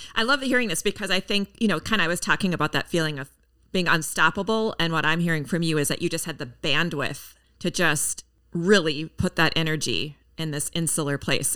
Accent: Minneapolis, Minnesota, United States; in my hometown, Minneapolis, Minnesota

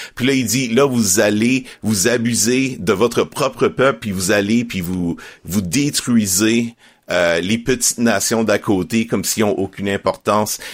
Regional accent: Estrie, Quebec, Canada; moved away as an adult; now in Montreal, Canada; j'ai grandi en Estrie

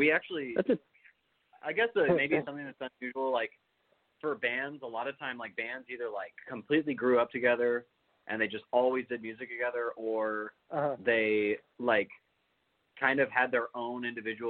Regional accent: California, United States; moved away as an adult; now in Tennessee, United States; We're from California originally, and we moved out to Tennessee literally the day after they announced that we were having a global pandemic

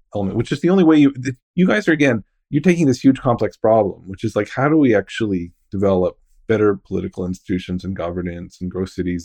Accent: outside Ottawa, Ontario, Canada; I'm from outside Ottawa

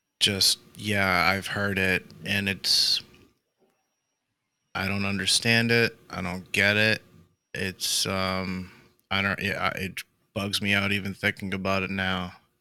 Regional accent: near Boston, Massachusetts, United States; now in Florida, United States; I grew up near Boston up north, and I shoveled snow and shit. You know, we grew up in the snow.

